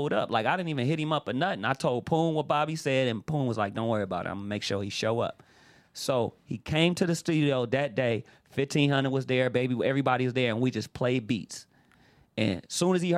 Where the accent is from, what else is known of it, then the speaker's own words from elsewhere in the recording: Los Angeles, California, United States; I lived outside of the projects, but I'm from Watts, like right in the circle of everything